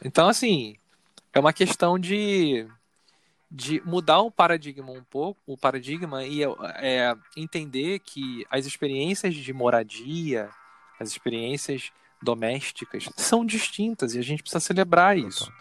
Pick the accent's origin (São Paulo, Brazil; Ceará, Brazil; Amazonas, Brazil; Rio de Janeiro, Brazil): Rio de Janeiro, Brazil; now in Niterói, Brazil; Eu nasci no Rio, eu fui criado no Rio, então meu referencial é o Rio